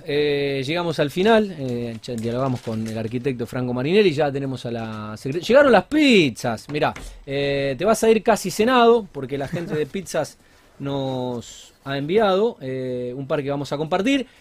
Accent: Argentina; Somos argentinos, vivimos en, Argentina

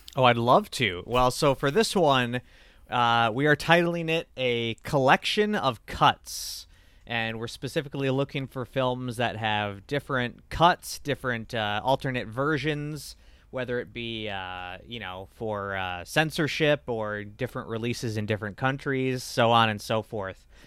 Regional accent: United States; us Americans

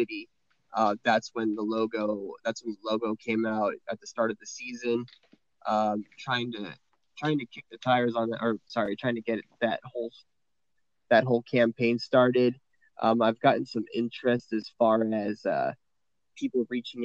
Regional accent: San Diego, California, United States; moved away as an adult; now in Las Vegas, United States; I was born and raised out in San Diego pretty much my entire life, and just relocated out to Las Vegas, Nevada here at end of March.

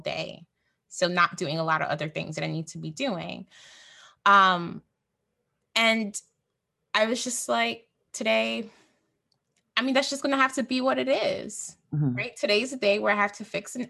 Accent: Jamaica; I'm Jamaican, I'm Black

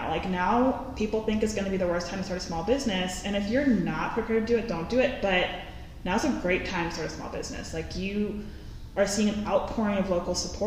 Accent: Washington, District of Columbia, United States; moved away as an adult; now in Tucson, United States; I'm from the East Coast. I'm from DC. So I came out here for school and I've been here for about 8 years

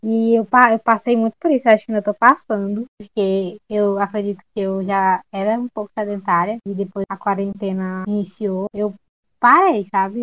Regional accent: São Francisco, Piauí, Brazil; also born or lived in Teresina; eu não sou de Teresina, então, mas eu sou de São, de São Francisco, Piauí.

